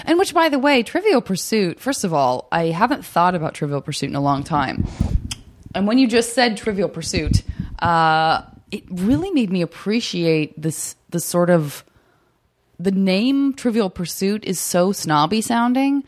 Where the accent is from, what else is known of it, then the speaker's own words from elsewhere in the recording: Tucson, Arizona, United States; moved away; all my summers growing up in Tucson